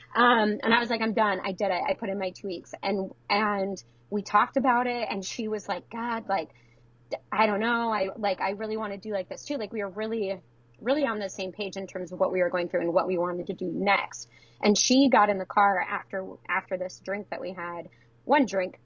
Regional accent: Detroit, Michigan, United States; now in Baltimore, United States; I'm from yeah, outside of Detroit, the suburbs

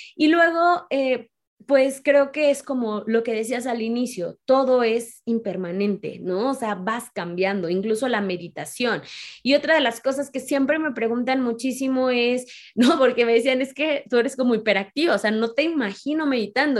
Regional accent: Mexico; mujer, mexicana

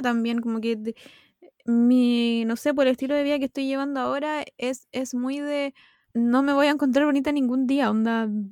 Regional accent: Chile; soy, soy chilena

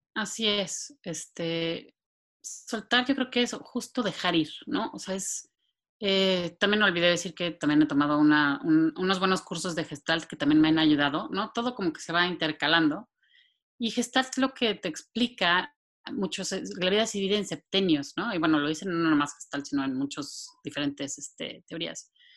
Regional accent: Mexico City, Mexico; moved away as an adult; now in San Antonio, United States; soy originaria de la Ciudad de México. Eh, ahí nací, crecí y viví pues, toda mi vida antes

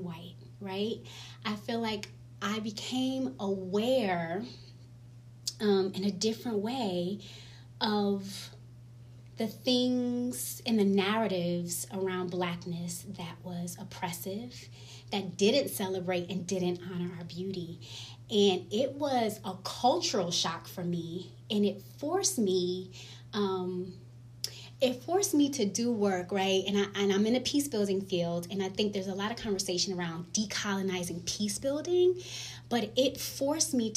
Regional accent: New York City, New York, United States; moved away as an adult; also born or lived in Washington, D.C. / Rwanda; now in Harrisonburg, Virginia, United States; growing up in Harlem, New York, I was really blessed to be in Black spaces

